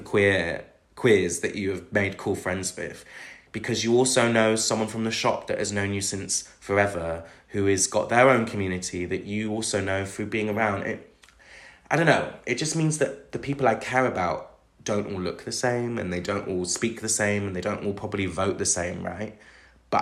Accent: Bristol, South West England, United Kingdom; now in London, United Kingdom; my hometown's Bristol. Like, you know, it's not, you know, even though I'm from the outskirts of it

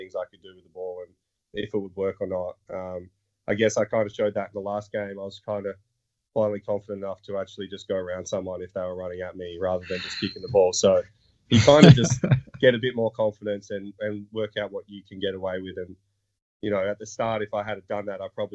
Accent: Australia; moved away as an adult; now in United States; I come from Australia

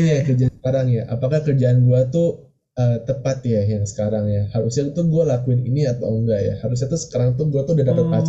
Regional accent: Indonesia; tapi kalau misalnya gue ya gue sebagai orang Indo gitu ya

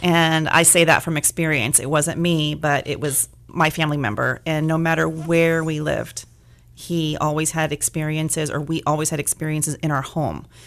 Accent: Bakersfield, California, United States; moved away as an adult; I am sort of from Bakersfield, born and raised here, uh, moved away for several years, but came back

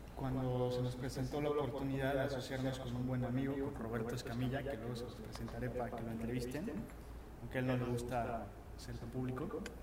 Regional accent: Cuernavaca, Morelos, Mexico; moved away; also born or lived in Mexico City; yo siempre quise empezar de donde soy, yo soy de Cuernavaca. Entonces, este, me regreso para Cuernavaca

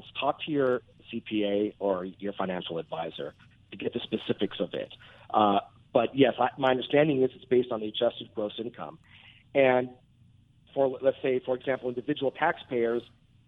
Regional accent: Anaheim, California, United States; I grew up in Anaheim going to Angels games my whole life

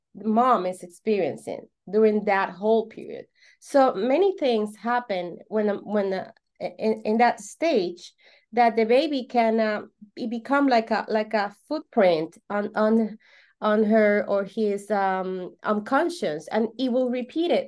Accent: Venezuela; English is a second language; I'm from Venezuela

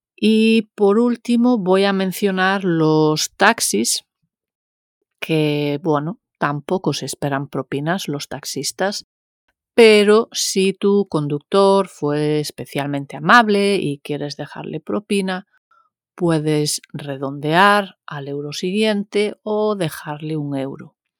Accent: Galicia, Spain; como buena gallega que soy

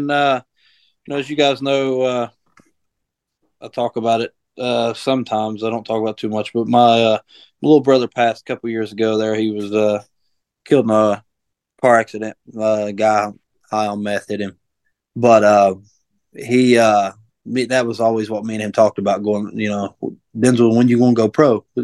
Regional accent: Buffalo, New York, United States; I'm from the wrong side, side of, of Buffalo.

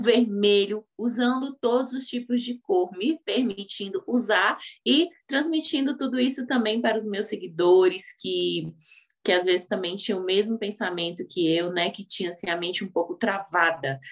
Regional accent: Brasília, Federal District, Brazil; eu sou aqui de Brasília, dou aula para mulheres negras carentes

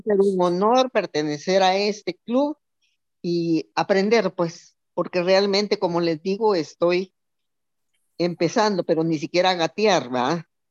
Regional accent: Guatemala; now in El Salvador; soy de Guatemala, pero vivo en El Salvador

